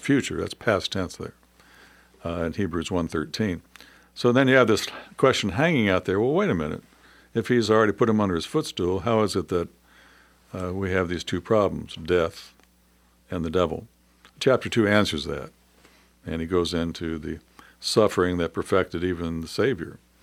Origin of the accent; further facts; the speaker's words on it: United States; being an American